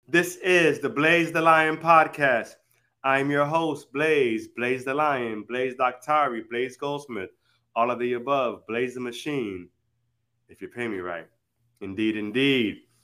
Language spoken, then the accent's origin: English; Miami or Broward, Florida, United States; our hometown in like Miami or Broward